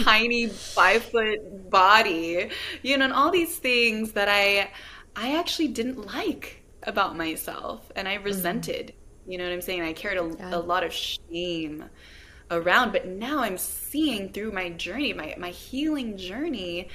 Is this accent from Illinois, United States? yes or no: no; Los Angeles, California, United States; I grew up in East